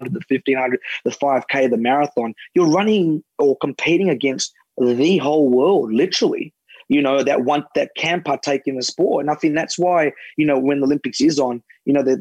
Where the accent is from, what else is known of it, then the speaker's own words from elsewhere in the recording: Australia; as an Australian